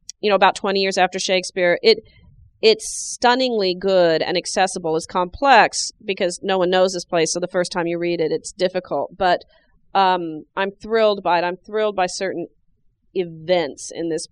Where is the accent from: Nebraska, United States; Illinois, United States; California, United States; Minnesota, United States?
Nebraska, United States; I'm from Nebraska.